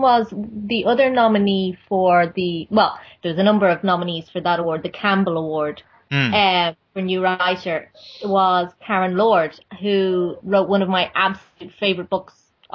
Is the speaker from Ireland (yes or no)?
yes; Ireland; we would know, being Irish